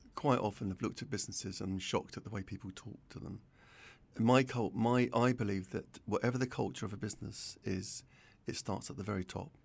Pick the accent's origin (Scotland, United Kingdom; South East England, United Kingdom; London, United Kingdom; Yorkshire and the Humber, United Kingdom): London, United Kingdom; I was brought up in North London, uh, Southgate, Winchmore Hill, around there.